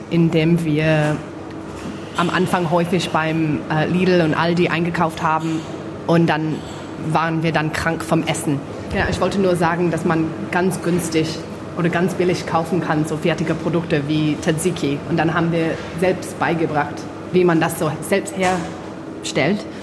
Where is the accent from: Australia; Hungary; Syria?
Australia; Mornington, Victoria; born there; German is a second language; Ich bin auch 31 Jahre alt und ich bin Gebürtige aus Mornington hier in Australien.